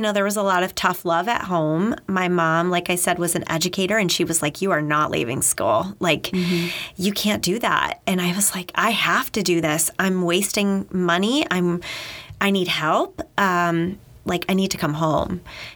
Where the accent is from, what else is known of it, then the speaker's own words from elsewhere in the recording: Maine, United States; moved away as an adult; also born or lived in New Hampshire; I'm from Maine, so on the ocean